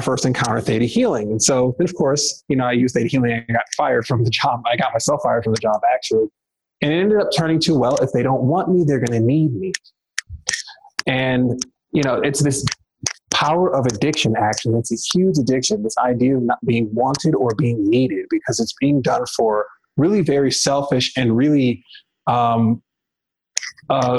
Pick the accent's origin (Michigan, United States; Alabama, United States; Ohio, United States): Michigan, United States; Detroit; moved away as an adult; also born or lived in the western US; prior to me moving out west, I'm originally from Detroit, Michigan